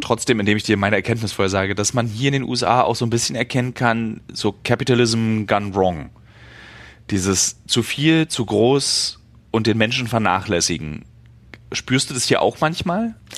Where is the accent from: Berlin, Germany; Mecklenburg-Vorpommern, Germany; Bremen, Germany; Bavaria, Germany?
Berlin, Germany; als Berliner